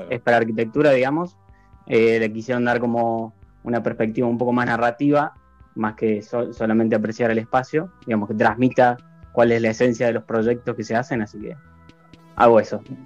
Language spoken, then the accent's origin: Spanish; La Rioja, Argentina; now in Córdoba, Argentina; soy de La Rioja, pero vivo en Córdoba y estudié